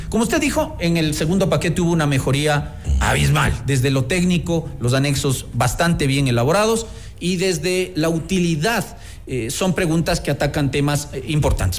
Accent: Ecuador

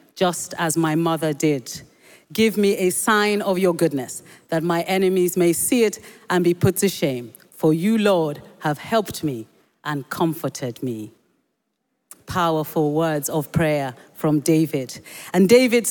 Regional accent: Nigeria; first language Yoruba; English is a second language; when I was young, growing up in Nigeria

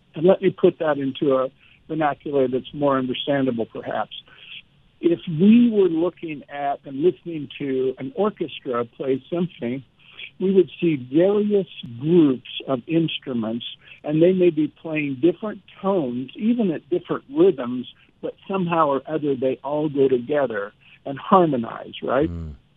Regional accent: Nebraska, United States; I was from Nebraska and a country boy

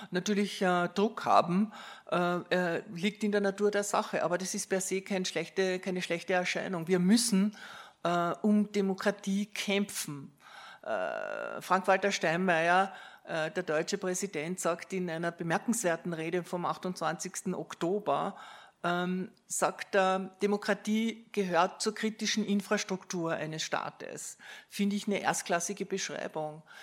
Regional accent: Austria; ich komme aus Österreich, aus dem Nachbarland

